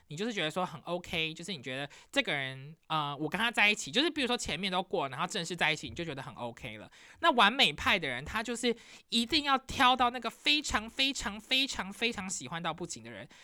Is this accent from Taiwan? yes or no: yes; Taiwan; also born or lived in New York; now in Michigan, United States; 快可丽就是我小时候在台湾可能会看到的真奶店